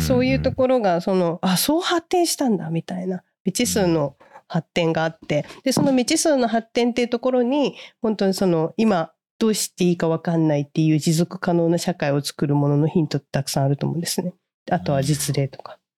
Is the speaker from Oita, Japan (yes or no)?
yes; Hita, Oita, Japan; moved away; 私生まれ育ちが大分県の日田市って九州の真ん中ら辺にある盆地